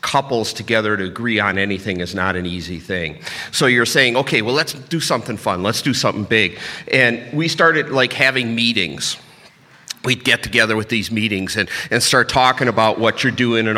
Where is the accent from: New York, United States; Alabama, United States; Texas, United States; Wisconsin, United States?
Wisconsin, United States; Milwaukee; I grew up in Milwaukee